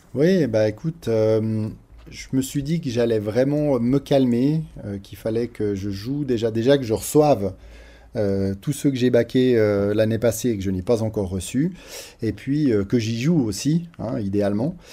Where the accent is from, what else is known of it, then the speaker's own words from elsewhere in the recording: Switzerland; Nous, en tant que Suisse, c'est vrai qu'on n'est pas très loin de la frontière